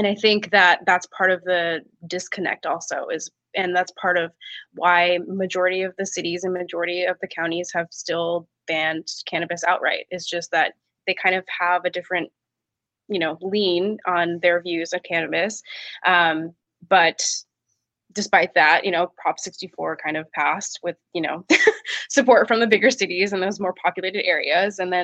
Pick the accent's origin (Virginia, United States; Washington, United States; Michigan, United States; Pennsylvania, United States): Washington, United States; Seattle; I grew up in Seattle